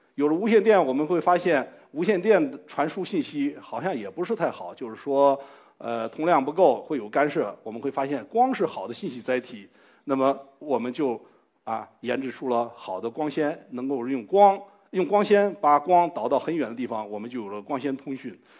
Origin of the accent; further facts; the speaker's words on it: China; 我们中国人用中文